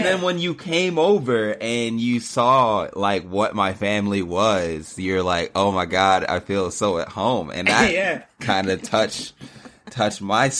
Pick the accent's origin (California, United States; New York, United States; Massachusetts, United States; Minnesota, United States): California, United States; Los Angeles; I'm born and raised in Los Angeles. My dad is from Trinidad and Tobago. My mom is from Guyana.